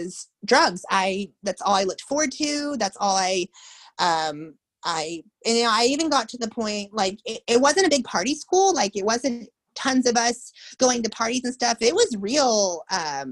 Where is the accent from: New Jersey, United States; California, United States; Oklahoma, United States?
Oklahoma, United States; Tulsa; I grew up in Tulsa, Oklahoma.